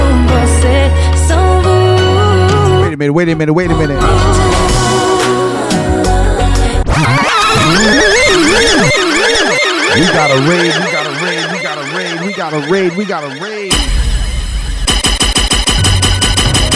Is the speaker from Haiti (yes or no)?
yes; Port-au-Prince, Ouest, Haiti; I was born in Port-au-Prince.